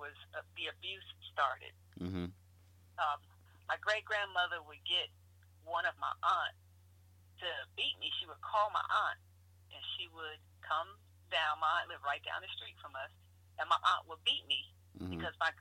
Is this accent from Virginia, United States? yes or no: yes; Norfolk, Virginia, United States; Born and raised in Norfolk, Virginia